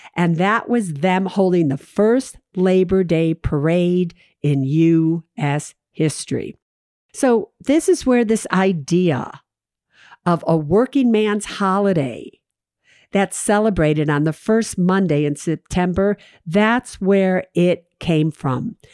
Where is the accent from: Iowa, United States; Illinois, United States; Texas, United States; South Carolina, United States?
Illinois, United States; Chicago; I'm from Chicago